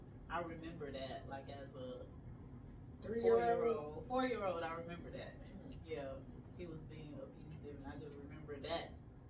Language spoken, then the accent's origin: English; Georgia, United States; also born or lived in Port-au-Prince, Haiti / Miami, Florida; I grew up here. At 4 years old, my mom, she moved to Florida, Miami, Florida, and then 2 years later, we moved to Georgia, and we've been here ever since.